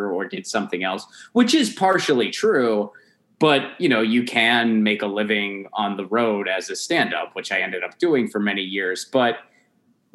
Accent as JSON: {"language": "English", "region": "Rust Belt", "country": "United States", "said": "they're from the Rust Belt, like you and I both are"}